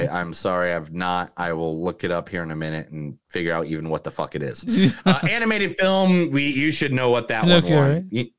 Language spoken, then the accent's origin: English; Ireland; I'm fucking Irish